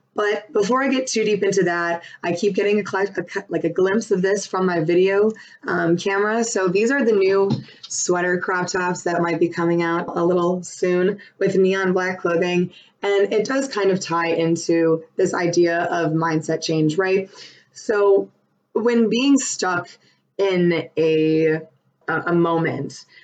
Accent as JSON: {"language": "English", "town": "Buffalo", "region": "New York", "country": "United States", "moved": "yes", "lives_now": "Raleigh, United States", "said": "I'm from Buffalo, living in Raleigh"}